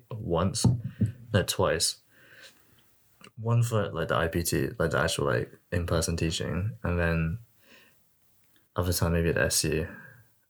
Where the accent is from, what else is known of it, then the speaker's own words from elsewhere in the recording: Aylesbury, South East England, United Kingdom; I was from Aylesbury.